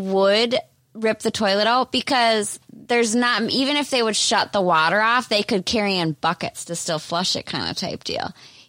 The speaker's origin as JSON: {"language": "English", "region": "Minnesota", "country": "United States", "tie": "born or raised there", "accent": "Minnesotan", "said": "I grew up in Amish country."}